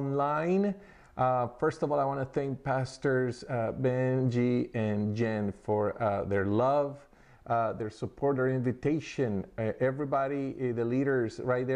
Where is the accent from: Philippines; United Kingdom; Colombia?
Colombia; moved away; we're from Colombia